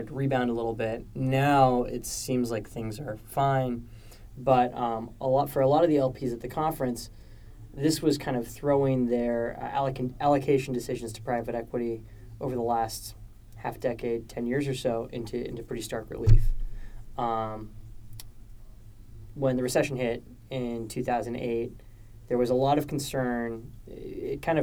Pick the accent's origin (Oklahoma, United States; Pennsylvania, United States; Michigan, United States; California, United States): California, United States; now in New York, United States; As a Californian, it's been just so nice to step outside and feel like I'm back in the Bay Area